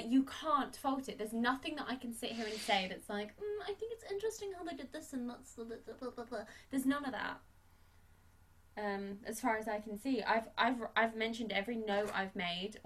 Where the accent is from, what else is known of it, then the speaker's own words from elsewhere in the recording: United Kingdom; as a Brit